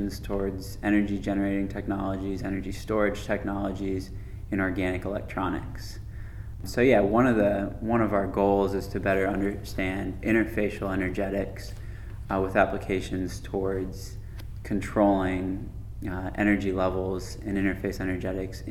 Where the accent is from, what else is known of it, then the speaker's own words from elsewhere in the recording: North Carolina, United States; moved away as an adult; also born or lived in California / Saudi Arabia; now in Lexington, United States; I'm from North Carolina